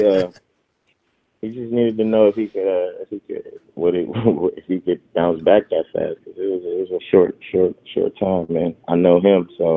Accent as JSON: {"language": "English", "town": "Oakland", "region": "California", "country": "United States", "tie": "born or raised there", "said": "I would get to play professional football for my hometown"}